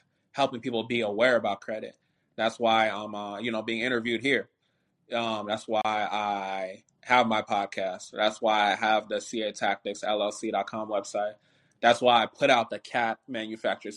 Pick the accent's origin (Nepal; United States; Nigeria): Nigeria; I'm Nigerian